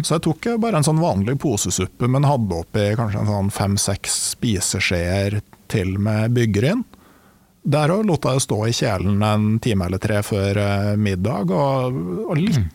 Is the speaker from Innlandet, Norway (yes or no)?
yes; Gudbrandsdalen, Innlandet, Norway; jeg kommer jo fra Gudbrandsdalen